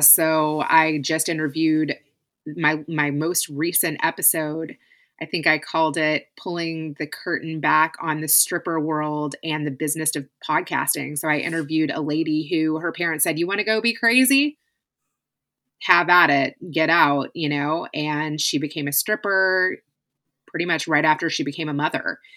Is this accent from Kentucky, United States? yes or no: yes; Kentucky, United States; moved away; also born or lived in California; I was living in Kentucky. We had moved from California to Kentucky. My husband was moving up the corporate ladder and found a job back in my hometown